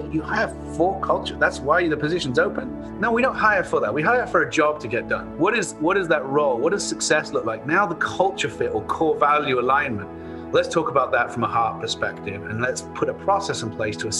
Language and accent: English; Bath, South West England, United Kingdom; moved away as an adult; now in United States; I am from Bath, England, about 100 miles west of London